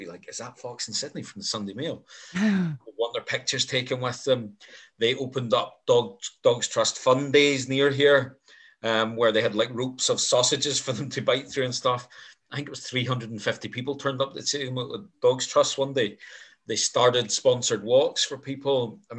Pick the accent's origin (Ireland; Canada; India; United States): Ireland; now in Glasgow, United Kingdom; I am Irish. But to be fair, I've lived in Glasgow for 26 years, so my accent is very muddled.